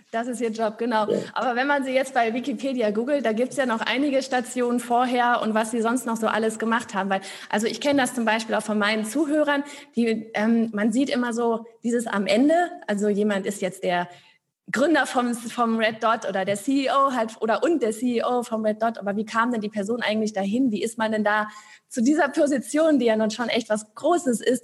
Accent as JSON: {"language": "German", "town": "Gelsenkirchen", "region": "North Rhine-Westphalia", "country": "Germany", "also_born_or_lived": "Berlin", "moved": "as an adult", "lives_now": "Stuttgart, Germany", "said": "Ich bin aus dem Ruhrgebiet, aus Gelsenkirchen."}